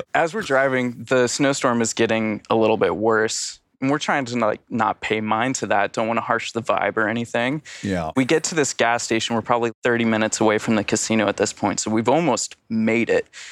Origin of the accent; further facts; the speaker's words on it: Colorado, United States; also born or lived in Asheville, North Carolina; now in Philadelphia, United States; I'm from Colorado, but I'm not in Colorado.